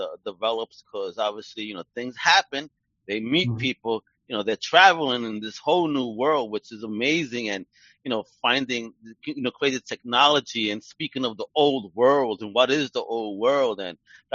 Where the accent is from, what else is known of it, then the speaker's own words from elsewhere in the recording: New York City, New York, United States; I'm from Brooklyn